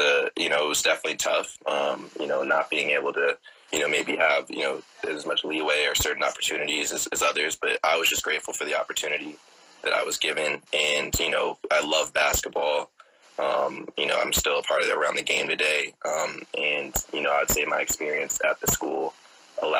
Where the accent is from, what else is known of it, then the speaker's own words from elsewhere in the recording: Oakland, California, United States; born and raised in the Bay Area, Oakland in particular